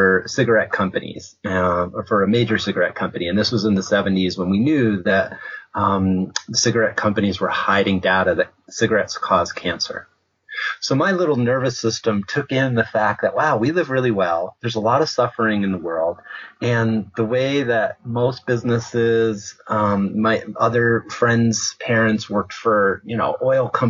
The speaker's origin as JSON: {"language": "English", "area": "Westchester County", "region": "New York", "country": "United States", "tie": "born or raised there", "moved": "yes", "lives_now": "Santa Fe, United States", "said": "I grew up in Westchester County, the suburbs outside of New York."}